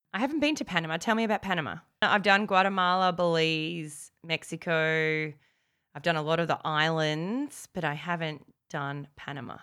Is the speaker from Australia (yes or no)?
yes; Australia; accent: Aussie; my Aussie accent